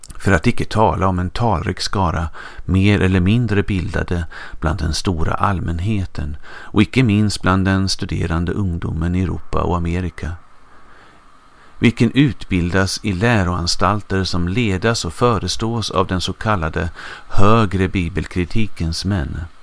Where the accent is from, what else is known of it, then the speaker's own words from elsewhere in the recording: Östergötland, Sweden; accent: östgötska; min östgötska